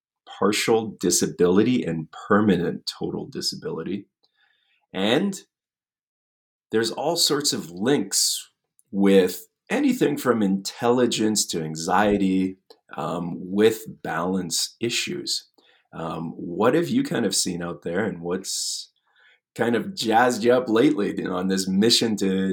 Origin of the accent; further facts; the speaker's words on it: Canada; being Canadian